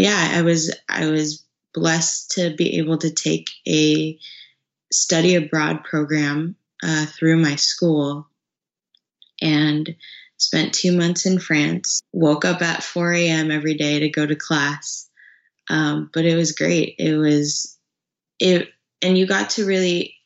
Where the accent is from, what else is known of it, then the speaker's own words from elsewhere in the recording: Dallas area, Texas, United States; moved away as an adult; now in California, United States; I'm from Dallas. Um, really a a small town, kind of almost an hour out of downtown, in uh, downtown Dallas.